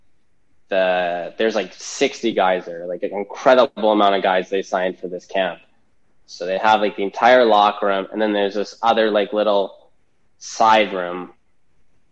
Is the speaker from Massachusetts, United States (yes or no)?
yes; Massachusetts, United States; I'm from Massachusetts